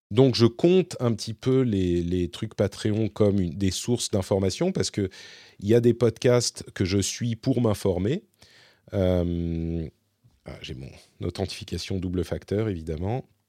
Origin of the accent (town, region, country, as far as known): Paris, Île-de-France, France; moved away as an adult; now in Finland